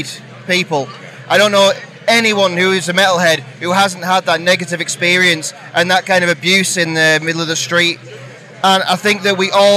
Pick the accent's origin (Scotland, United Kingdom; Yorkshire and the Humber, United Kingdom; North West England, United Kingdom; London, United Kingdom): North West England, United Kingdom; I'm from the Northwest, so Bake Up isn't too far away from us.